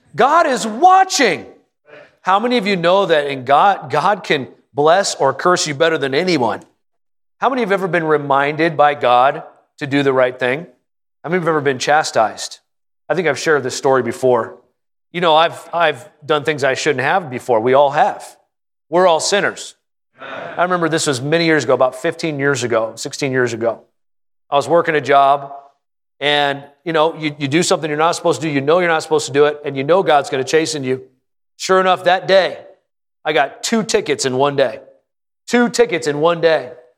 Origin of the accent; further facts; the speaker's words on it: Prescott, Arizona, United States; I'm from Prescott.